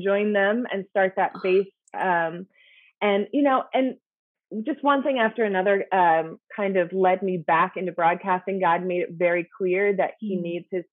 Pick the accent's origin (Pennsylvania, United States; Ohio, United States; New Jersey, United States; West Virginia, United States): Pennsylvania, United States; Lancaster; moved away as an adult; also born or lived in Philadelphia, Pennsylvania; now in Indianapolis, United States; I grew up in Lancaster, Pennsylvania